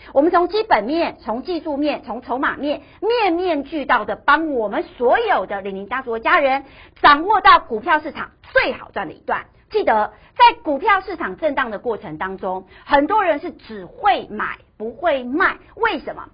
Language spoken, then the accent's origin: Chinese; Taiwan; 因为我们台湾人很喜欢存股嘛